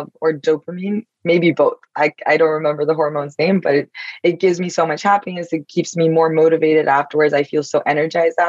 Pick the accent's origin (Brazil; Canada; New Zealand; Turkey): Turkey; now in New York, United States; I'm Turkish, so I grew up in Turkey, but now I live in New York